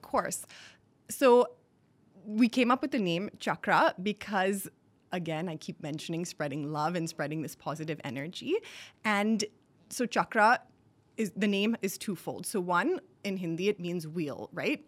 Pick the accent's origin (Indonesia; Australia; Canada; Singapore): Singapore; also born or lived in Boston / New York; now in India; I grew up in Singapore